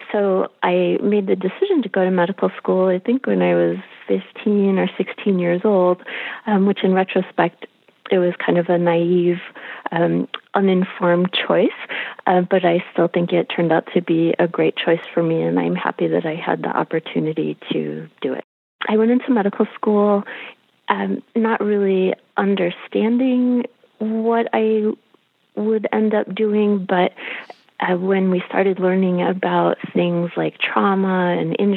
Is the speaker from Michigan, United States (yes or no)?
yes; Detroit, Michigan, United States; I grew up in Detroit